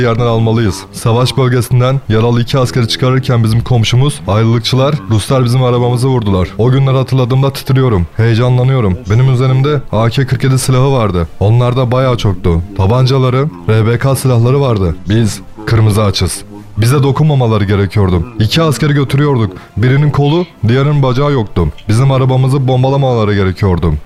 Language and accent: Turkish; Ukraine; Ben Ukraynalıyım.